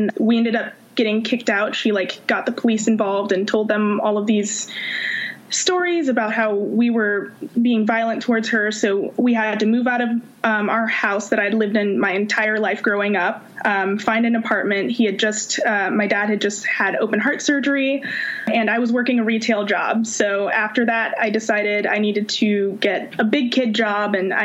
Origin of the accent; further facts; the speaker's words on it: Oakland, California, United States; also born or lived in Virginia; I'm from Oakland, California